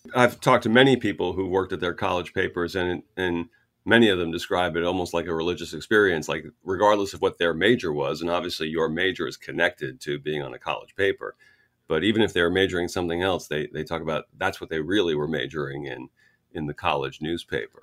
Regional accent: Orange County, New York, United States; I grew up in Orange County, New York.

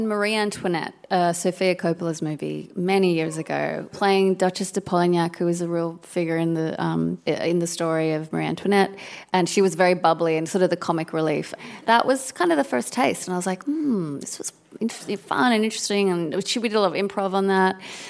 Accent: Sydney, New South Wales, Australia; now in Brooklyn, United States; I am from Sydney.

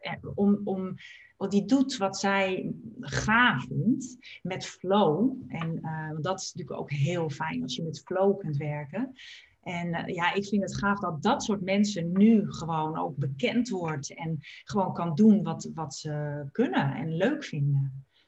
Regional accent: Purmerend, North Holland, Netherlands; ik ben opgegroeid in Purmerend

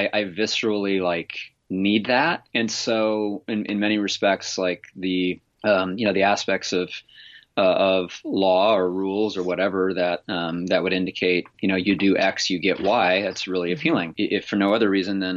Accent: Central Kansas, United States; also born or lived in Tulsa, Oklahoma; now in Olympia, Washington, United States; I grew up in Central Kansas

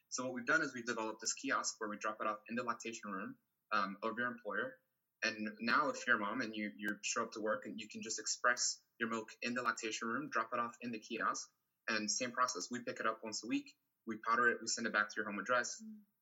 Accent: Brazil; now in United States; I'm originally from Brazil, where we have a huge breastfeeding support culture

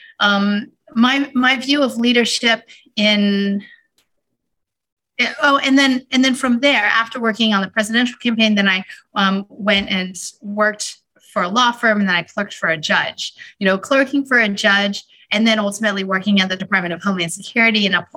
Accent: Houston, Texas, United States; moved away; when I was growing up in Houston, one of my passions when I was in high school

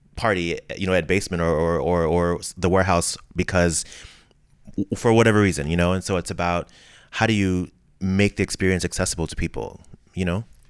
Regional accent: Ferguson, Missouri, United States; moved away; I'm from the Midwest. I'm from, you know, Ferguson, Missouri

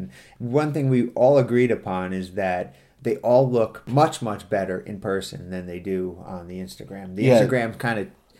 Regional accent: United States; I'm from the States.

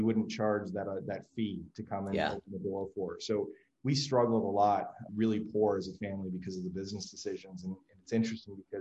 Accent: New York, United States; I grew up in New York and graduated high school in the mid 90s

